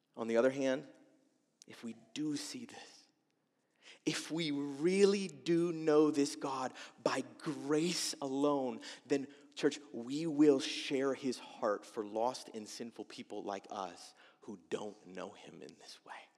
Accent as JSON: {"language": "English", "country": "United States"}